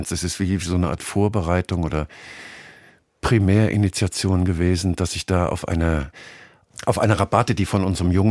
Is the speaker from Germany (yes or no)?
yes; Hesse, Germany; ich bin ja ähm, Exil-NRWler, ich bin ja eigentlich aus Hessen aber da ich jetzt 15 Jahre hier bin